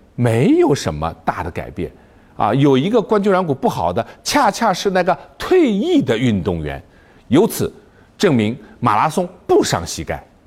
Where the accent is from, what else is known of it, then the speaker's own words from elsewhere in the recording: China; 我们中国人